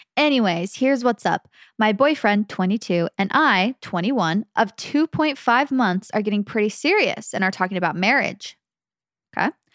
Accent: Phoenix, Arizona, United States; we're from Phoenix

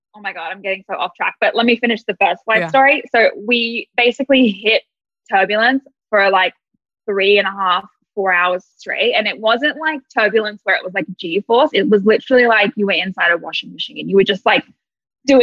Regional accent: Australia; moved away as an adult; also born or lived in Sydney; now in Atlanta, United States; I'm Australian.

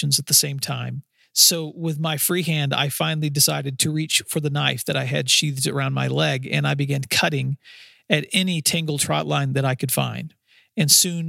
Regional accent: West Tennessee, United States; in the Kentucky Lake area, where I grew up in West Tennessee.

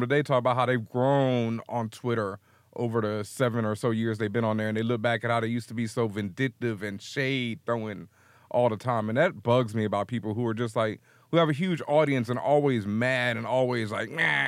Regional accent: the South, United States; Like I said, I grew up in the South. I grew up in a, you know, Southern Baptist home.

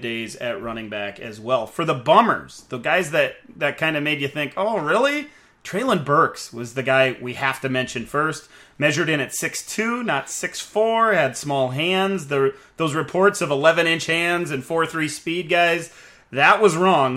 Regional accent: South Dakota, United States; I'm from South Dakota.

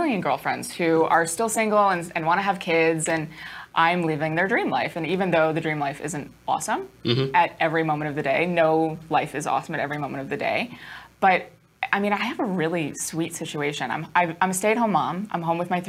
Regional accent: New York, United States; now in New Jersey, United States; So I'm from New York, and I would like to make that very clear. I live in New Jersey, but I am from New York

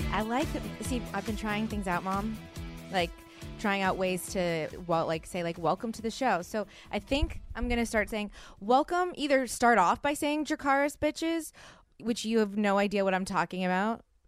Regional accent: the South, United States; I'm from the South.

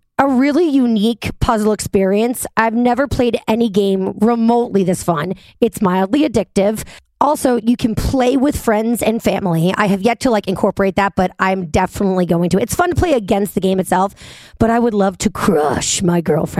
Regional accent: New York City, New York, United States; moved away as an adult; now in Jersey City, United States; I'm a New Yorker

